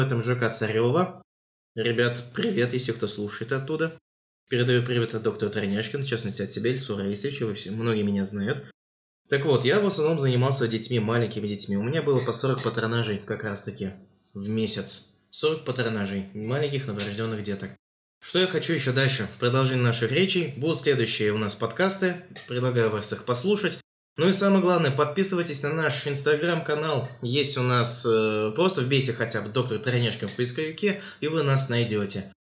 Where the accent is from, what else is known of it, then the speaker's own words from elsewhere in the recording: Tatarstan, Russia; мы татары. Выросли в Татарстане.